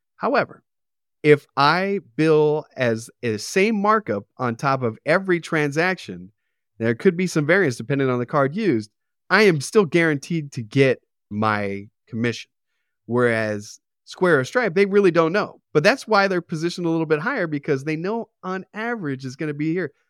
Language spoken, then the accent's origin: English; Arcadia, California, United States; I grew up in Arcadia.